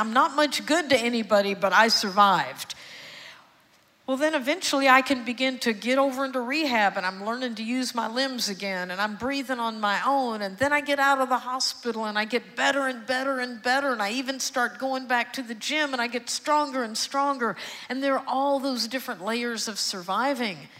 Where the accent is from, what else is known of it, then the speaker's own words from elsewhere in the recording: Houston, Texas, United States; also born or lived in Austin; I was born and raised in Houston, and I'm adopted